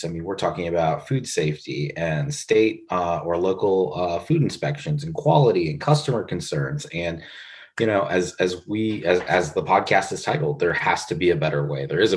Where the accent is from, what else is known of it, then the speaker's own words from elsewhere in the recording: Pittsburgh, Pennsylvania, United States; also born or lived in Philadelphia; now in Columbus, United States; I was raised in Pittsburgh, Pennsylvania